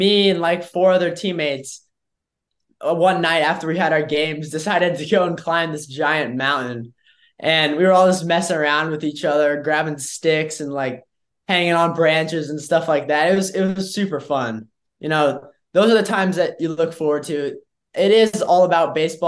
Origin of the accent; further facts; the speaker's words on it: Indiana, United States; I'm from Indiana